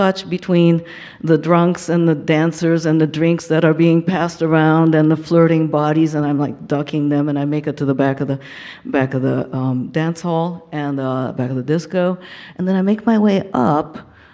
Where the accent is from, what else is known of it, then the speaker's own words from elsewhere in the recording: Tokyo, Japan; in the bowels of Tokyo, my hometown.